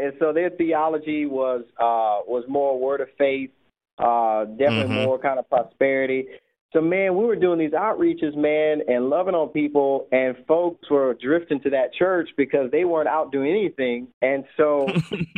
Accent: New Orleans, Louisiana, United States; also born or lived in Baton Rouge; I'm from New Orleans

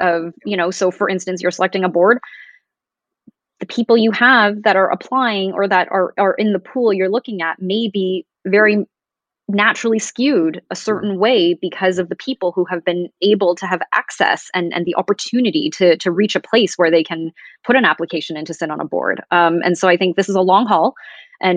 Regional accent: Toronto, Ontario, Canada; growing up in Canada

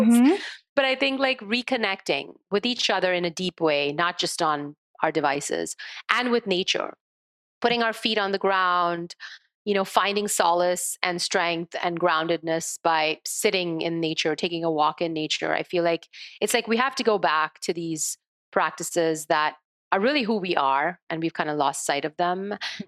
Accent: India; as a child growing up in India

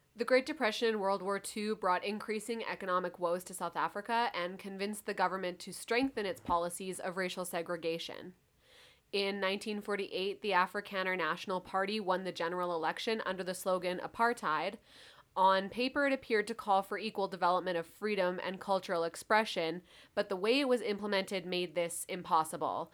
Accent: Canada; also born or lived in Calgary (Mohkinstsis), Alberta; we are from Canada

